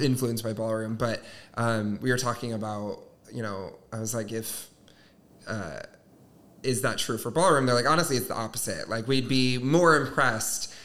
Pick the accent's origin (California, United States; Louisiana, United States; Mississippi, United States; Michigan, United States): Michigan, United States; Southwest; I'm from Michigan, uh, okay. small town, Southwest Michigan